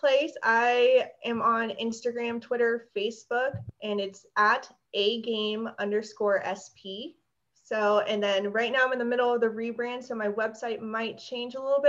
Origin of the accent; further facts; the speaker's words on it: Hawaii, United States; born there; I was born in Hawaii, so I don't do cold weather.